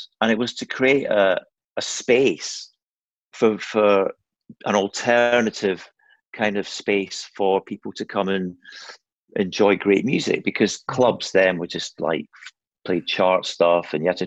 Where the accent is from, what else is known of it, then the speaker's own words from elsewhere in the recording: Kirkcaldy, Scotland, United Kingdom; moved away; also born or lived in Aberdeen / Midlands; growing up in Kirkcaldy